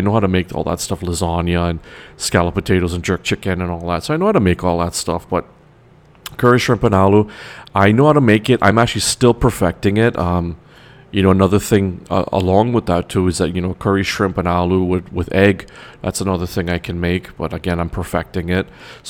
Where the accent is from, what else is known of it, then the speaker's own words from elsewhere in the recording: Toronto, Ontario, Canada; I am from Toronto, Canada, being that I'm also Trinidadian. I am a Canadian Trinidadian, if you want to put it more accurately.